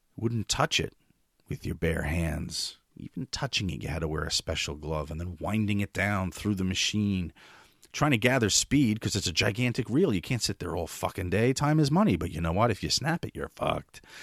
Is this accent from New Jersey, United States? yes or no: yes; West New York, New Jersey, United States; in my hometown of West New York, New Jersey